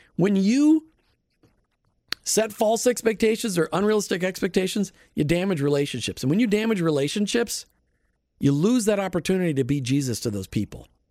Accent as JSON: {"language": "English", "region": "Minnesota", "country": "United States", "tie": "born or raised there", "moved": "yes", "lives_now": "Florida, United States", "said": "Growing up in Minnesota"}